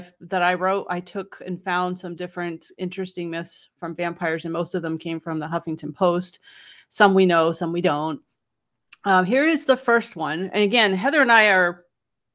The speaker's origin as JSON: {"language": "English", "region": "New England", "country": "United States", "said": "I'm from New England"}